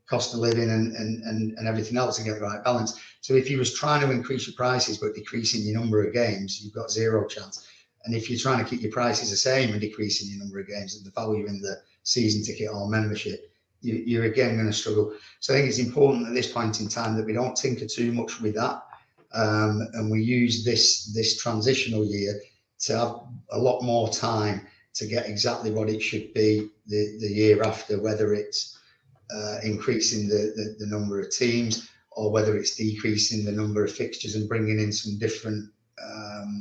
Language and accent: English; Leigh, North West England, United Kingdom; I'm Lee through and through